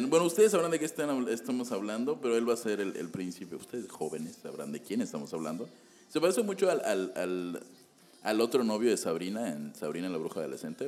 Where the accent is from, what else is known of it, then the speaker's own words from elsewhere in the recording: Yucatán, Mexico; recordemos que estamos en Yucatán